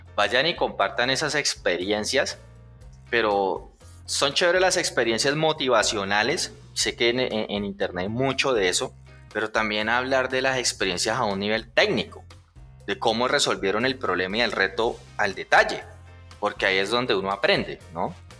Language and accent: Spanish; Puerto Salgar, Cundinamarca, Colombia; moved away; also born or lived in Bogotá / Medellín; yo que vengo de un pueblo, Puerto Salgar, que muchos ni conocen